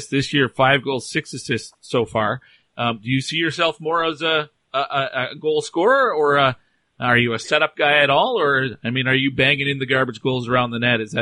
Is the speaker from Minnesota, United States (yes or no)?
no; Onalaska, Wisconsin, United States; I'm from Onalaska, Wisconsin.